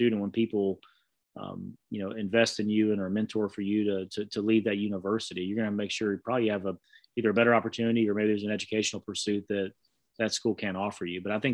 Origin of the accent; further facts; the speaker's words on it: Southeast, United States; growing up in the Southeast